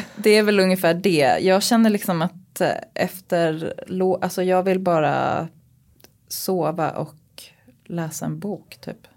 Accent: Uppsala, Uppsala County, Sweden; När jag växte upp och gick i Stenhagenskolan i Uppsala

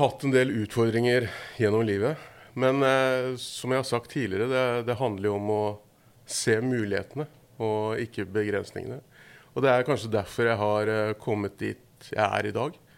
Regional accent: Horten, Vestfold, Norway; Jeg er fra Horten

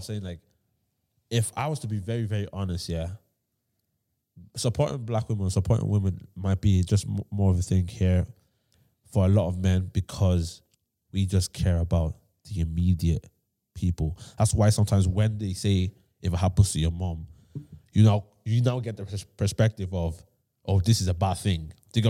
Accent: Nigeria; I'm from Nigeria.

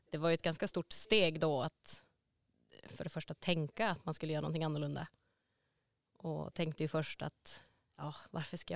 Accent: Luleå, Norrbotten County, Sweden; also born or lived in Gothenburg; Jag är från Luleå

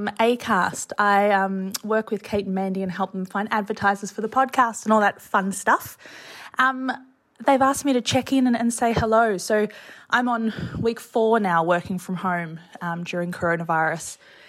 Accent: Melbourne, Victoria, Australia; now in Sydney, Australia; I'm from Melbourne originally and I live in Sydney now

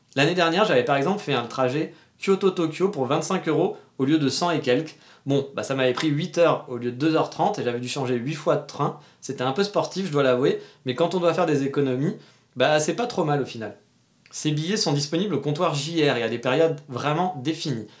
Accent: France; now in Japan; on est français

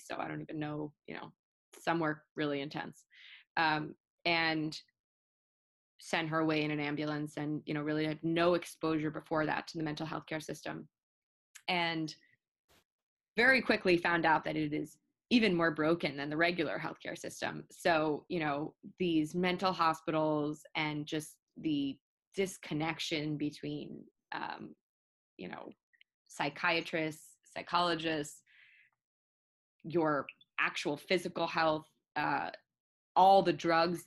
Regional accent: New York, United States; moved away as an adult; also born or lived in Baltimore; I'm from New York

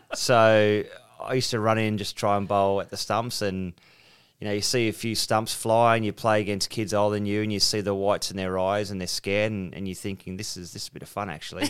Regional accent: South Coast, two hours out of Sydney, New South Wales, Australia; I was born on the South Coast, two hours out of Sydney, had some wonderful teachers

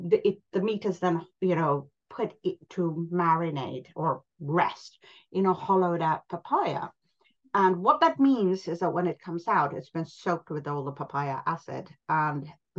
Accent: India; also born or lived in Pakistan / New York; now in London, United Kingdom; I grew up in India. I then moved, and my family lived in Pakistan and then in New York.

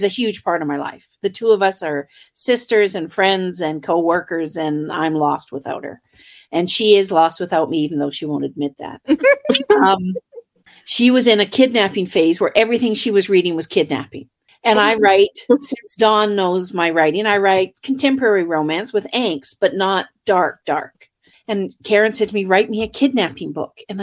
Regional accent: Hamilton, Ontario, Canada; I am from Canada, up north.

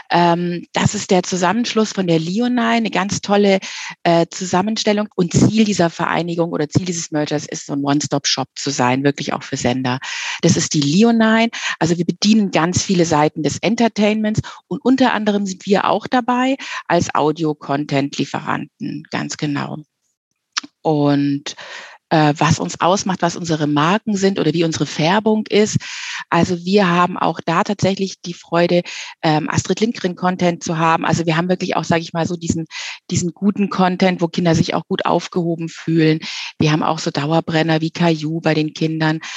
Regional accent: Munich, Bavaria, Germany; wir sind aus München, ja, und was liegt da näher als eine richtig genuin ehrliche äh, Hörspielreihe zu machen über die Kaderschmiede beim FC Bayern.

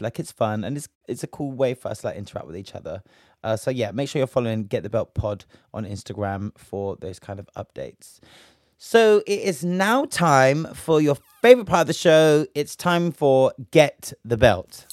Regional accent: United Kingdom; we're just from Britain

